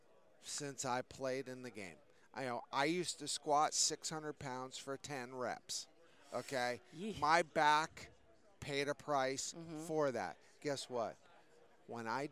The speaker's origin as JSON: {"language": "English", "region": "Connecticut", "country": "United States", "tie": "born or raised there", "said": "I grew up in Connecticut"}